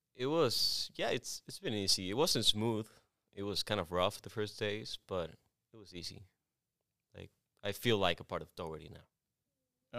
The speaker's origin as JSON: {"language": "English", "town": "Culiacán", "region": "Sinaloa", "country": "Mexico", "tie": "born or raised there", "also_born_or_lived": "Tepic, Nayarit, Mexico", "second_language": "English", "moved": "yes", "lives_now": "United States", "said": "I lived there until I was six, and then I moved to Culiacán, Sinaloa, which is my, it's my hometown"}